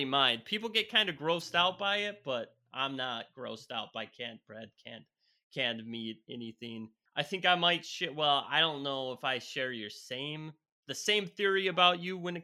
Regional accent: Minnesota, United States; I'm from Minnesota, so, you know, I grew up close to the spam capital of the world, of the United States

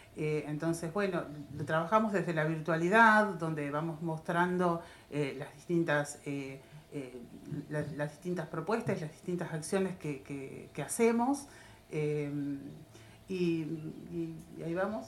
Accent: Tapalqué, Buenos Aires Province, Argentina; Todos somos nativos de Tapalqué

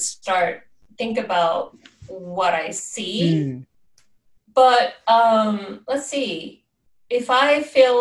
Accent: Seoul, South Korea; now in Athens, United States; I was born and grew up in Seoul, South Korea, and now I'm living in Athens, Georgia.

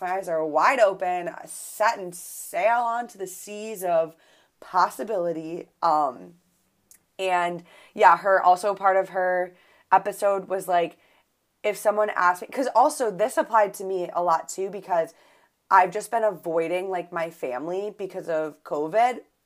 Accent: Buffalo, New York, United States; I'm from Buffalo, so we say pop

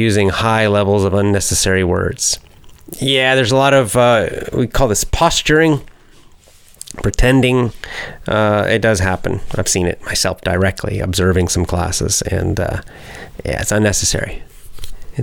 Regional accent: the South, United States; I naturally speak slowly. I'm not because I'm a teacher, but I'm from the South

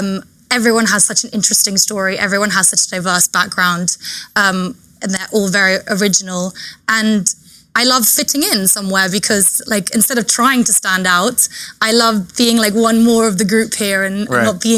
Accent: England, United Kingdom; moved away as an adult; also born or lived in Chile; now in United States; And then at 3 years old, I moved to England with my whole family.

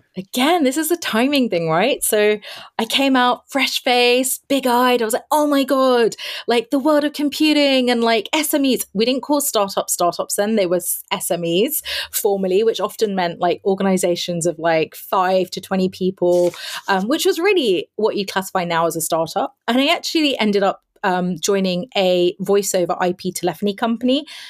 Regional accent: London, United Kingdom; I am born and raised in London. It's my hometown.

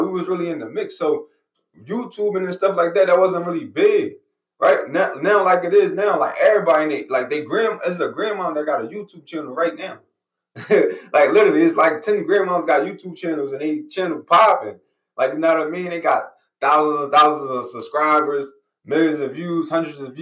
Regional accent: Philadelphia, Pennsylvania, United States; I'm from Philly, right? I live in Philly, so Philadelphia

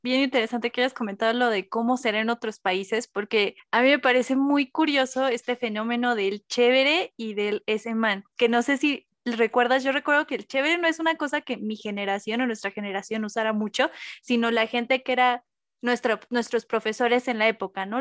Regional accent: central Mexico, Mexico; accent: central Mexican; que si no son del centro de México, seguramente les va a parecer que tenemos un acento particular

